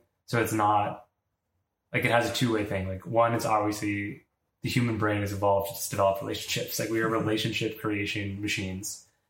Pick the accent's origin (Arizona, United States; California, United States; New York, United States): New York, United States; Like, I'm a person, I'm from New York, like, I've been to the same restaurant as you